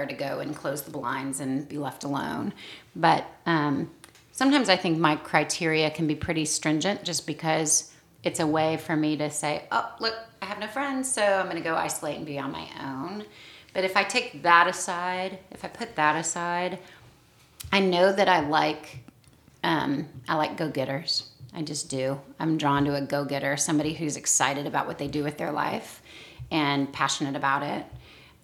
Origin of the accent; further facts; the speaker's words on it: the South, United States; accent: Southern; I get out of the South and I'm told that I do sound like I'm from the South